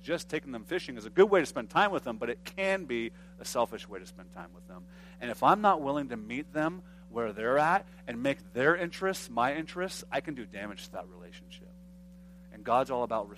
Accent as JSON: {"language": "English", "country": "United States", "said": "being an American"}